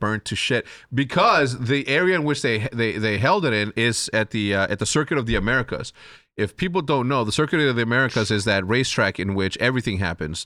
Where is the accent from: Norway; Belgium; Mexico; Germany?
Mexico; Chihuahua; I'm gonna go from Chihuahuense, which is Chihuahua